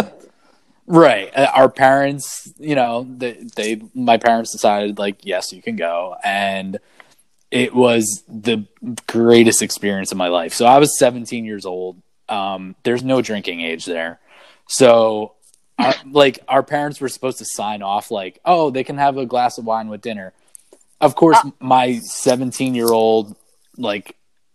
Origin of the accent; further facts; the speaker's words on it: United States; growing up as an American kid